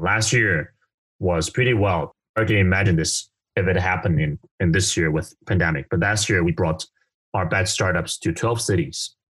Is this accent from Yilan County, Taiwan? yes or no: no; Kaohsiung, Taiwan; I grew up from a pretty normal family in southern Taiwan called Kaohsiung